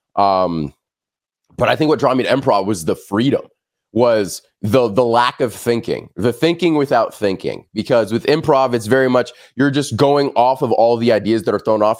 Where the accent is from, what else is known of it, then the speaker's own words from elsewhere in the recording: Los Angeles, California, United States; I'm born and raised in Los Angeles.